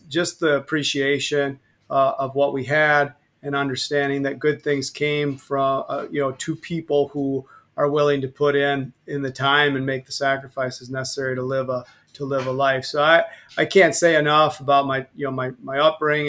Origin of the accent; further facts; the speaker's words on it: Argyle, Wisconsin, United States; I grew up on a dairy farm between Argyle and Monticello, about 7 miles out of Argyle.